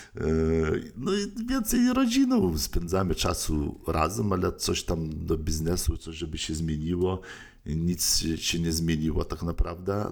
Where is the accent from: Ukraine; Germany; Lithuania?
Lithuania; moved away as an adult; also born or lived in United States; now in Poland; pochodzę z Litwy